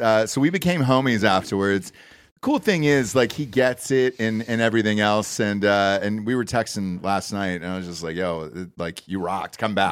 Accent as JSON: {"language": "English", "region": "Georgia", "country": "United States", "tie": "born or raised there", "also_born_or_lived": "Ohio", "moved": "as an adult", "lives_now": "Texas, United States", "said": "I grew up in Georgia, uh, and then, you know, college in Ohio"}